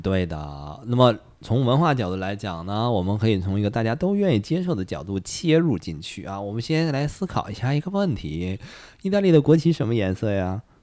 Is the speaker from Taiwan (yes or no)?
no; China; 我们中国人